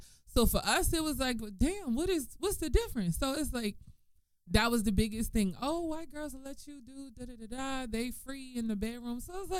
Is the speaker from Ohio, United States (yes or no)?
no; New Orleans, Louisiana, United States; I'm from New Orleans.